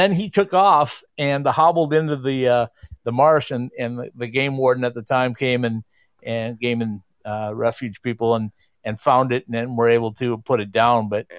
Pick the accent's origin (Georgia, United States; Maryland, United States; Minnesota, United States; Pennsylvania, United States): Minnesota, United States; northern; I grew up in northern Minnesota